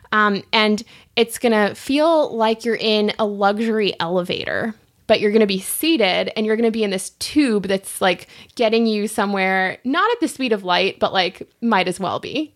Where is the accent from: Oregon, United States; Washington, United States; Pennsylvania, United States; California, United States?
California, United States; Los Angeles; also born or lived in Santa Monica; I grew up in Westchester